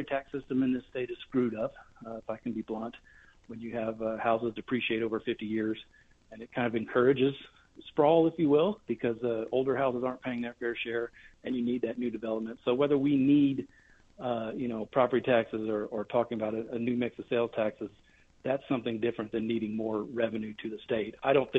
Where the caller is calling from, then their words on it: Reno, Nevada, United States; I'm calling you from Carson City, I'm based in Reno.